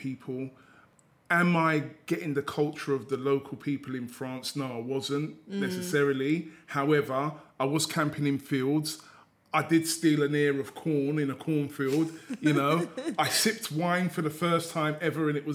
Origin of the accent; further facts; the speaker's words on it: England, United Kingdom; We were English. We were from a children's home.